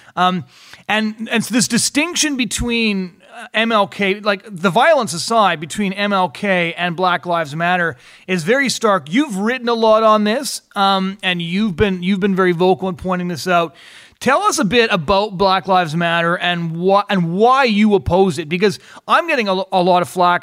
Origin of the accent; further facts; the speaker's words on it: United States; I was born in the United States.